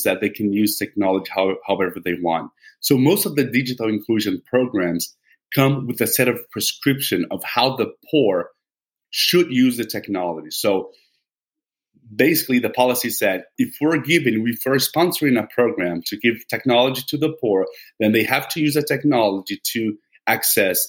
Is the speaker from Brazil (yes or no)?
yes; Vitória, Espírito Santo, Brazil; my hometown in Brazil, Vitória